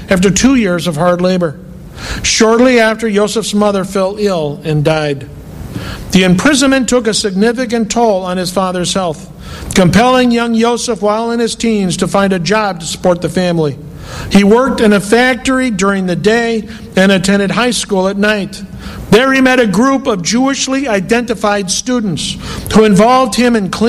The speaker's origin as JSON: {"language": "English", "country": "United States", "said": "us as American Messianic Jews"}